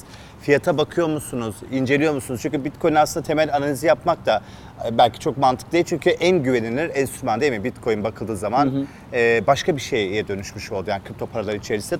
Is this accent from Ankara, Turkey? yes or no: yes; Ankara, Turkey; Ankara'da doğup büyüdüm ama hani anne baba Elazığlı.